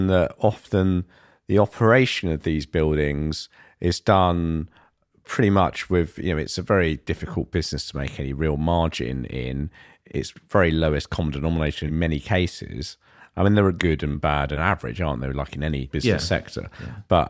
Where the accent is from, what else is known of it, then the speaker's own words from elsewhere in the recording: London, United Kingdom; And I grew up in East London, so I'm familiar with that part of town.